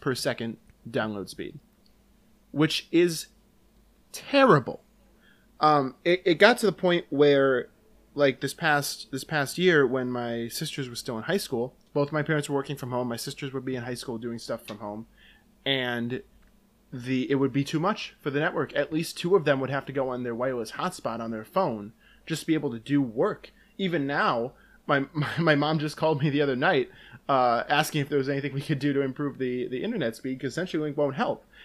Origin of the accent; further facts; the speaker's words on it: Dyckesville, Wisconsin, United States; also born or lived in Luxembourg, Wisconsin; I went to school in Luxembourg, Wisconsin, but I'm from Dykesville, Wisconsin, which is nearby